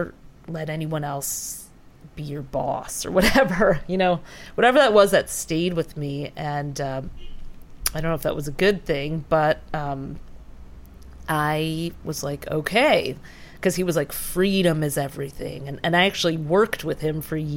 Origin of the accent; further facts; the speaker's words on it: Detroit, Michigan, United States; my sister growing up in Detroit